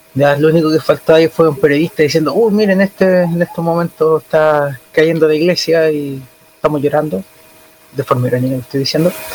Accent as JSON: {"language": "Spanish", "country": "Chile", "said": "soy chileno"}